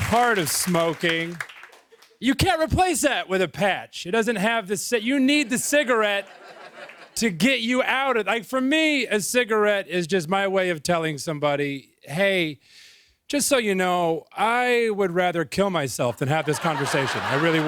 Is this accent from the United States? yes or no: yes; Missouri, United States; now in Brooklyn, United States; I grew up in Missouri